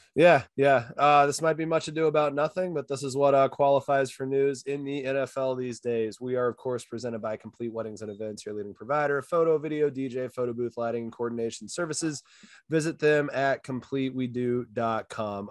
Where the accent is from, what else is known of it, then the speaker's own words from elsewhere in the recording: Hays, Kansas, United States; moved away; also born or lived in Denver / Wisconsin; I grew up in Hayes